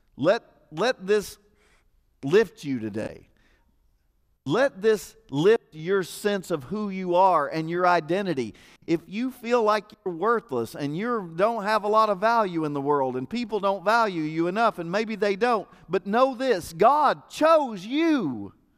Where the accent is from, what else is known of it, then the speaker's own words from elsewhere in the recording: United States; I'm an American